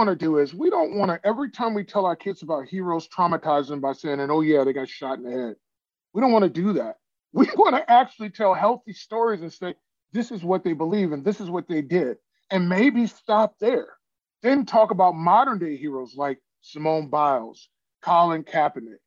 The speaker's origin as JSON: {"language": "English", "town": "Chicago", "region": "Illinois", "country": "United States", "tie": "born or raised there", "also_born_or_lived": "Iowa", "moved": "as an adult", "said": "I grew up in Chicago"}